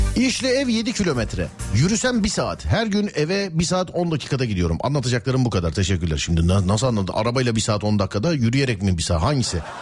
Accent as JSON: {"language": "Turkish", "region": "Istanbul", "country": "Turkey", "said": "ben de bir İstanbullu olarak"}